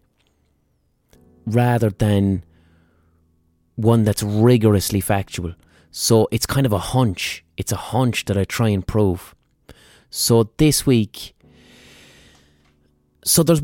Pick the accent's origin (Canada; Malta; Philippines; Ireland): Ireland; Irish people, in terms of diasporas, all right, we've been emigrating from Ireland for centuries